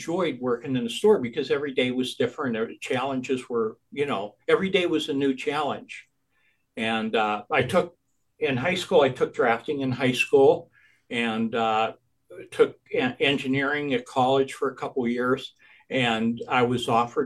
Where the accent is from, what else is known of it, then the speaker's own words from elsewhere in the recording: Erie, Pennsylvania, United States; I grew up in Erie